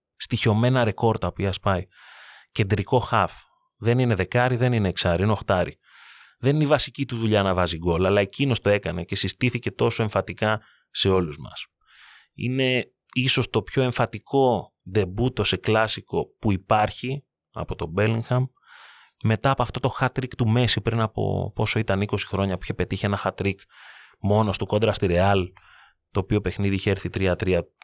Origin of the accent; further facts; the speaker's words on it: Greece; ως Έλληνες